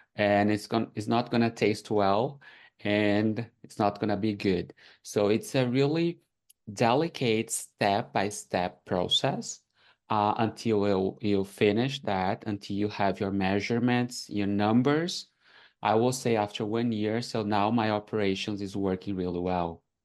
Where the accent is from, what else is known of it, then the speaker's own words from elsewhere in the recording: Brazil; English is a second language; moved away as an adult; now in Canada; I'm from Brazil, so when I came here and I faced like the language barrier